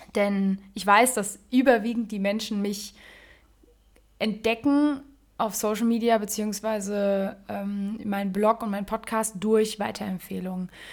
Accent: Germany; ich bin in Deutschland geboren

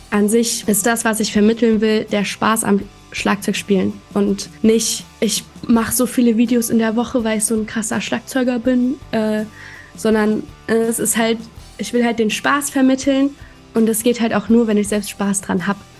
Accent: Offenbach, Hesse, Germany; also born or lived in Frankfurt; bin ich in Offenbach aufgewachsen.

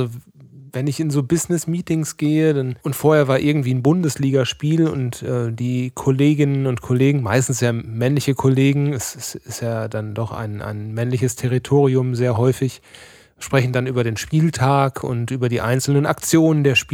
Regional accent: North Rhine-Westphalia, Germany; weil wir kommen aus dem Sauerland, ja, da ist Schützenfest, ist da, wird da eigentlich mit der Muttermilch aufgesogen.

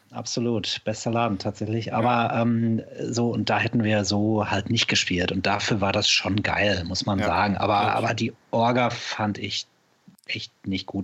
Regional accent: Sauerland, North Rhine-Westphalia, Germany; now in Cologne, Germany; da wo ich herkomme, ich komme ja aus dem Sauerland im Ursprung

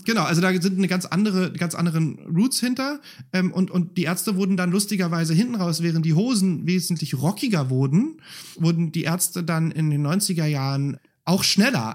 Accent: Berlin, Germany; also born or lived in Spandau, Berlin; ich bin Reinickendorfer, Wähler ist Spandauer, ich bin in Spandau geboren

